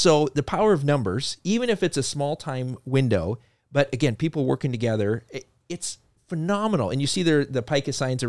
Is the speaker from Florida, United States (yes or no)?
no; Fargo, North Dakota, United States; born there; I was born in Fargo, North Dakota. So everybody doesn't know I'm from North Dakota.